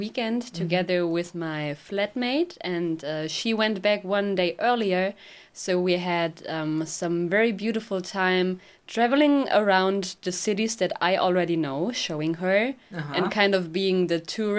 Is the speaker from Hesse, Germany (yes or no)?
no; near Koblenz, Rhineland-Palatinate, Germany; now in Duisburg, Germany; I'm traveling to Duisburg, where I live right now, but I'm originally living near Koblenz.